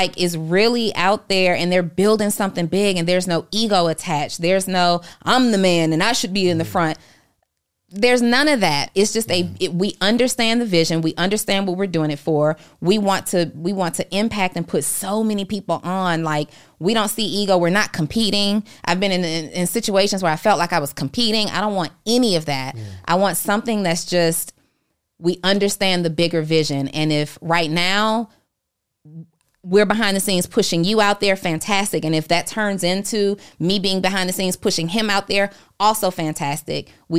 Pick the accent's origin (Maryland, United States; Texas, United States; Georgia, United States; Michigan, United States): Georgia, United States; College Park; also born or lived in New Orleans; I was born in New Orleans. I was raised in College Park, Georgia, and booty dancing is all I know.